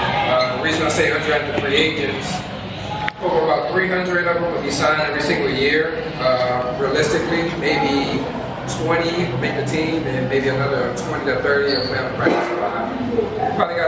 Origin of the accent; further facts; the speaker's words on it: Newport News, Virginia, United States; also born or lived in Norfolk / Chesapeake; It's a hard question, man. I moved around so much when I was a kid, but I'm going to claim Newport News.